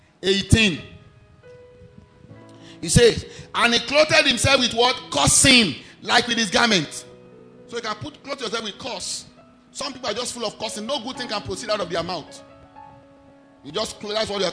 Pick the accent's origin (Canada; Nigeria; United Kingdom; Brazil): Nigeria; Ijebu-Ode, Ogun State; I am not from Ijebuode. I was born there.